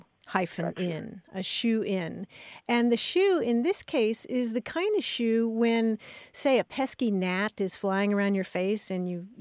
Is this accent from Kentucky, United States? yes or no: yes; Kentucky, United States; I grew up in Kentucky, where the state religion is basketball